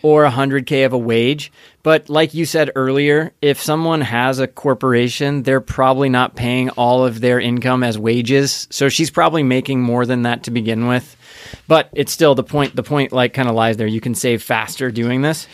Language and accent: English; Indiana, United States; I grew up in Indiana